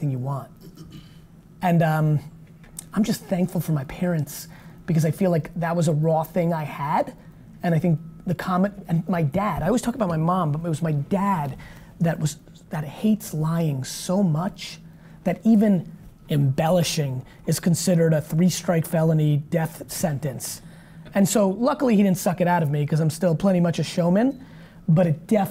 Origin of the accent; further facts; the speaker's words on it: Russia; I was born in Soviet Russia